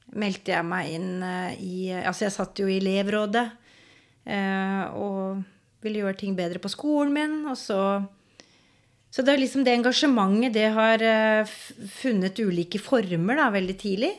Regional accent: Skien, Telemark, Norway; Jeg er fra Gulset. Har vokst opp der.

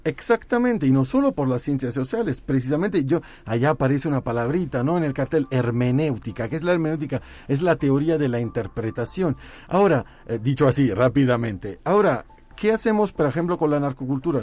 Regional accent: Naples, Campania, Italy; moved away; yo soy de Nápoles, es el Nápoles

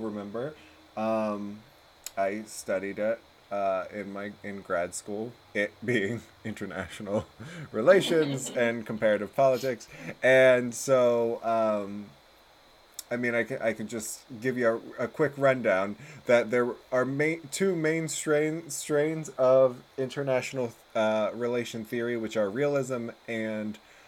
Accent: United States; being American

